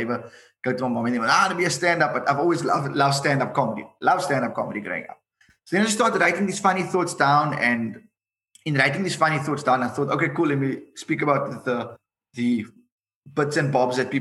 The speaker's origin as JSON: {"language": "English", "town": "Cape Town", "region": "Western Cape", "country": "South Africa", "said": "I'm from Retreat"}